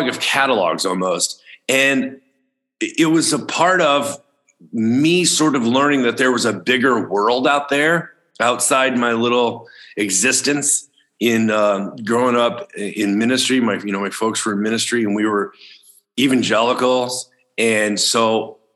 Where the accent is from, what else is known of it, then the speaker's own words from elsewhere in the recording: outside Chicago, Illinois, United States; when I was a kid growing up outside Chicago, Illinois